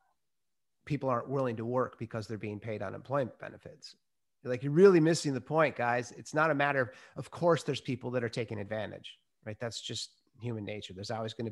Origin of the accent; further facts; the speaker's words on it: Minnesota, United States; I was brought up in Minnesota